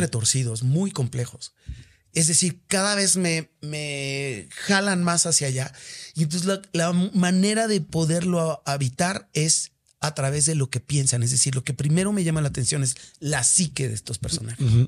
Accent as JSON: {"language": "Spanish", "country": "Mexico", "said": "soy mexicano y porque amo mi país"}